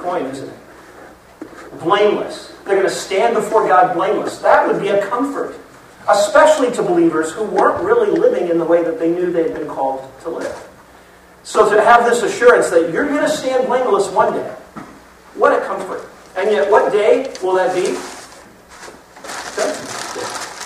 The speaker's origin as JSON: {"language": "English", "region": "Florida", "country": "United States", "tie": "born or raised there", "said": "I grew up in Florida"}